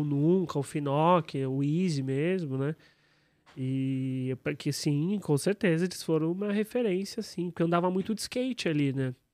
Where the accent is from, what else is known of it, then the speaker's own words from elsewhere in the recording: São Paulo, Brazil; Eu nasci na Aclimação